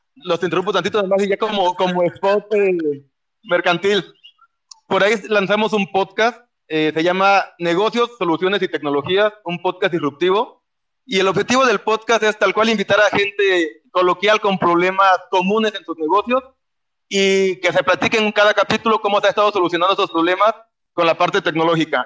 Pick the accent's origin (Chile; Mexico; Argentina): Mexico